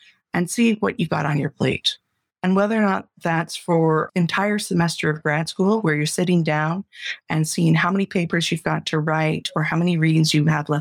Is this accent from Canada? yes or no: yes; Canada; I'm a Canadian